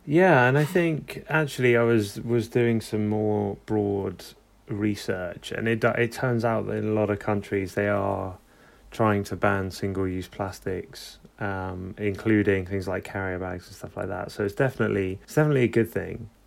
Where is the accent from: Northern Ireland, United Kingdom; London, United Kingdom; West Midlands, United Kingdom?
London, United Kingdom; I'm from London